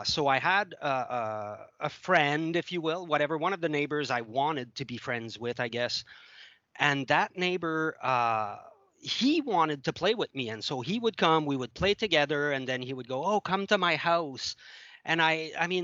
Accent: Montreal, Quebec, Canada; first language French; English is a second language; moved away; also born or lived in Ottawa; I grew up in Montreal

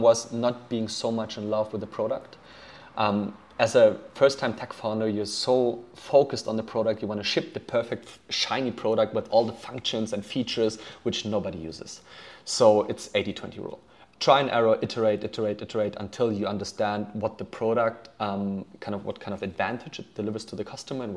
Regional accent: Germany; also born or lived in Poland / United States; I was born in Poland, grew up in Germany, somehow ended up doing my high school in the US

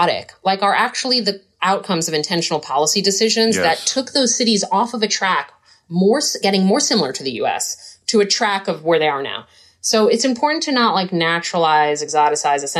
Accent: New York City, New York, United States; moved away as an adult; also born or lived in Portland, Oregon / Philadelphia; now in Providence, United States; I grew up in New York City.

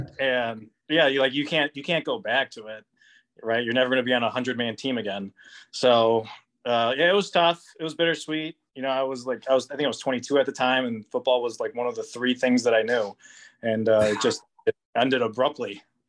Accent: Chicago, Illinois, United States; also born or lived in Michigan / Wisconsin; now in Las Vegas, United States; Well, I've been moving around quite a bit throughout the Midwest. I'm originally from the Chicagoland area, but started with the company 6 years ago. Took a couple of promotions, which moved me to Michigan, to Wisconsin. And then recently I just moved to Vegas.

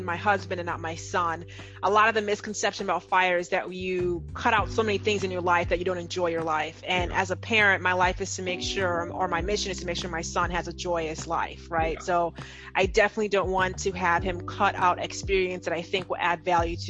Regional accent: Nigeria; I'm Nigerian

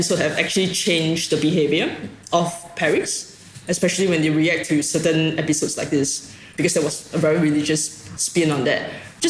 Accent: Singapore; now in Australia; I came from Singapore, so I just arrived in Australia 4 years ago

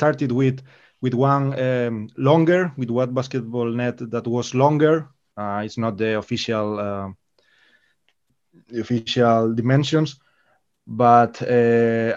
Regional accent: Galicia, Spain; I am from Galicia, so the sea here is a passion

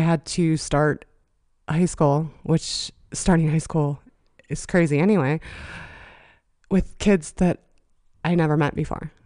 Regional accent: Johnstown, Pennsylvania, United States; I was born in Johnstown, Pennsylvania

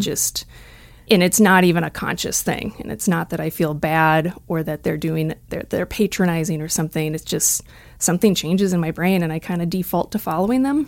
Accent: just outside the Twin Cities, Minnesota, United States; moved away; I grew up in Minnesota, just outside the Twin Cities.

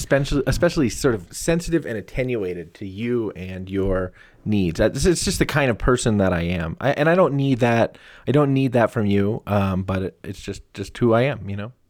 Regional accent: United States; I'm from America

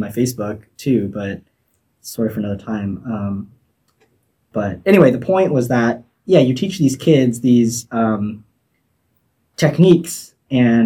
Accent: Torrance, California, United States; I grew up in Torrance in Southern California

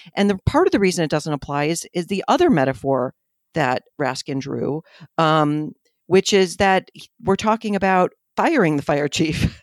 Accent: Buffalo, New York, United States; I'm glad somebody else says fire like me, 'cause I'm from Buffalo

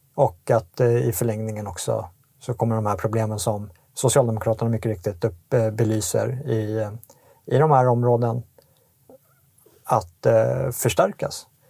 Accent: Sweden; vi som svenskar

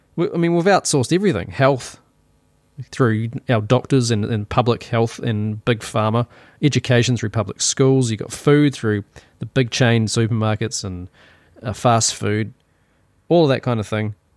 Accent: New Zealand; accent: Kiwi; My Kiwi accent

